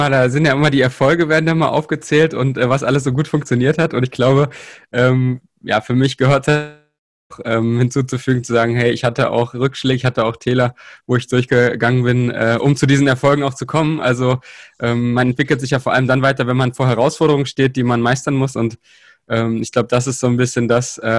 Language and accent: German; Saxony-Anhalt, Germany; also ich komme ja aus Sachsen-Anhalt und da ist es halt auch immer noch so, so ein bisschen, da sind noch rudimentär so ein bisschen die Strukturen von der, vom DDR-Sport noch vorhanden